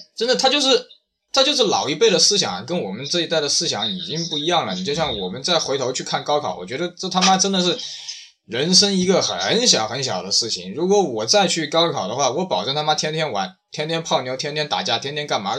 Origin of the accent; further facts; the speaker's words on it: China; 我们中国人